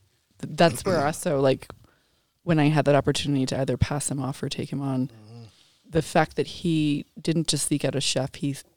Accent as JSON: {"language": "English", "region": "New York", "country": "United States", "said": "I'm New Yorker."}